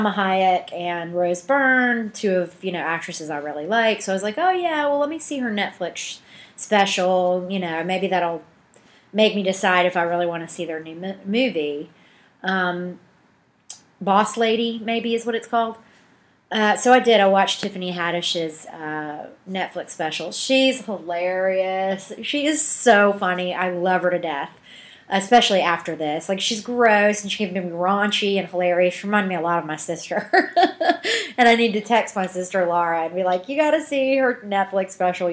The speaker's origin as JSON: {"language": "English", "region": "Georgia", "country": "United States", "also_born_or_lived": "Athens, Georgia / Atlanta", "moved": "as an adult", "lives_now": "Washington, D.C., United States", "said": "I'm from Georgia."}